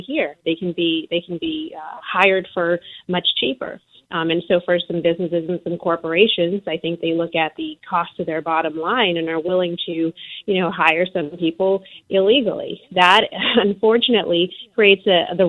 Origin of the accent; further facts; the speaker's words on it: Boston, Massachusetts, United States; also born or lived in Caribbean; I came to this country from the Caribbean when I was just 3 years old. My parents sold everything, packed up, and moved to this cold, scary part of Boston